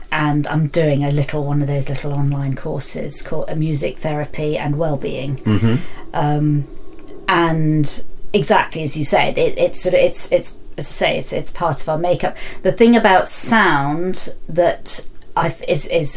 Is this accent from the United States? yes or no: no; London, United Kingdom; moved away; I come from London